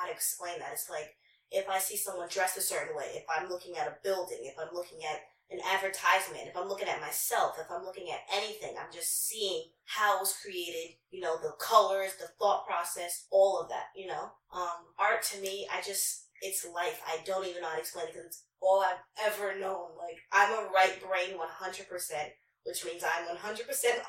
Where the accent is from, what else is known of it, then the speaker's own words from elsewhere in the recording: New York City, New York, United States; also born or lived in Long Island; I'm from Queens.